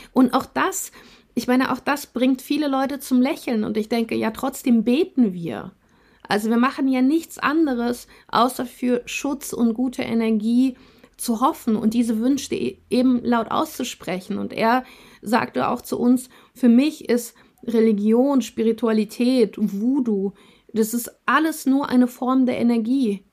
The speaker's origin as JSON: {"language": "German", "country": "Russia", "tie": "born or raised there", "also_born_or_lived": "Germany", "moved": "yes", "lives_now": "Kassel, Germany", "said": "Wir sind in, in Russland geboren, teilweise in Russland aufgewachsen"}